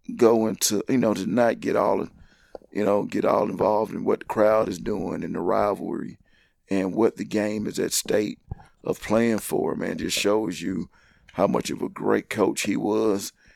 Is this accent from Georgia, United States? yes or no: yes; Atlanta, Georgia, United States; moved away as an adult; now in Knoxville, United States; Growing up in Atlanta, I'm a city boy